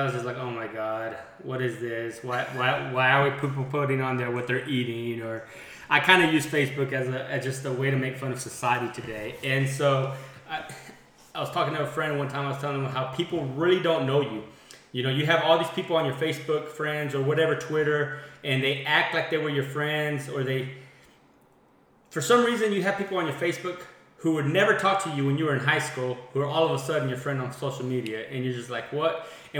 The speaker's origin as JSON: {"language": "English", "town": "Andrews", "region": "Texas", "country": "United States", "tie": "born or raised there", "moved": "as an adult", "lives_now": "Midland, United States", "said": "I'm from Andrews, Texas as well. I'm actually from 1980. Grew up here, went to school here"}